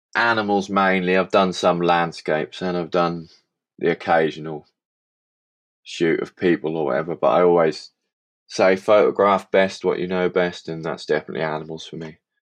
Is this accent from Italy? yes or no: no; Suffolk, East of England, United Kingdom; from Suffolk in England